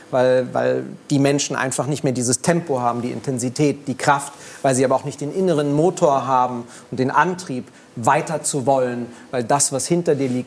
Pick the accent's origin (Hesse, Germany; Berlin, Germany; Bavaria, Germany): Berlin, Germany; Ich bin in Kreuzberg groß geworden, direkt dahinter ist äh, Friedrichshain, Mitte gewesen.